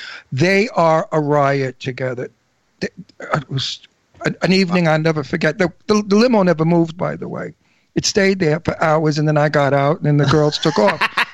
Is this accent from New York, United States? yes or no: yes; New York City, New York, United States; also born or lived in Brooklyn, New York; I lived in Astoria all my life. I was born in Brooklyn, and we moved to Astoria, Queens, when I was about 7 or 8.